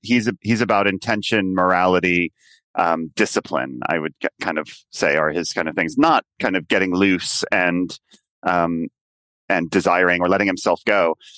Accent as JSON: {"language": "English", "country": "United States", "moved": "as an adult", "lives_now": "London, United Kingdom", "said": "my sense of what being an American was"}